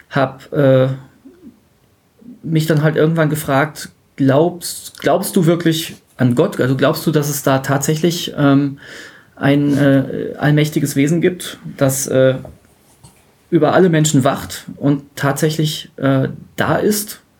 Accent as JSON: {"language": "German", "town": "Dortmund", "region": "North Rhine-Westphalia", "country": "Germany", "said": "Äh, ich bin aus Dortmund und bin hier zu Besuch in der verbotenen Stadt."}